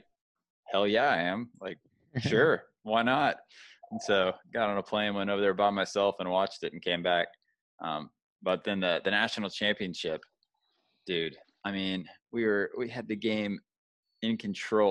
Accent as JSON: {"language": "English", "region": "Georgia", "country": "United States", "tie": "born or raised there", "said": "I'm from Georgia, so that's, you know, Georgia sports is not a fun place to grow up being a sports fan."}